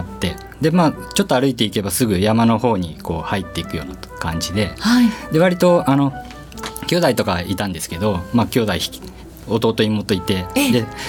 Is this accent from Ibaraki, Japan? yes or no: no; Wakayama, Japan; moved away as an adult; now in Tokyo, Japan; 和歌山県出身で、えー、小さい頃はずっとあの和歌山で育って暮らしてました